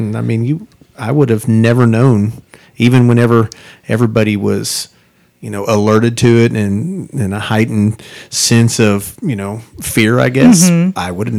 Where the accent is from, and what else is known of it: Park City, Kansas, United States; born or raised there